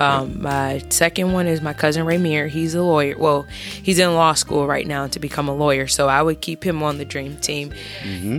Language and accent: English; Tampa, Florida, United States; I'm from Tampa, Florida.